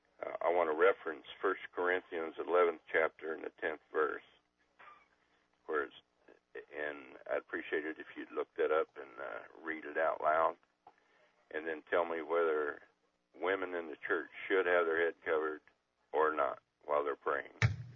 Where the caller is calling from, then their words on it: Atwood, Illinois, United States; I moved from Oak Grove down to Atwood, Illinois, a little farm town village.